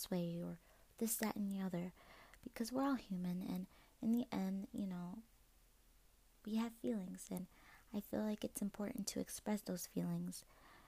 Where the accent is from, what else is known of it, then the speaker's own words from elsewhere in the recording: Maryland, United States; I'm from Maryland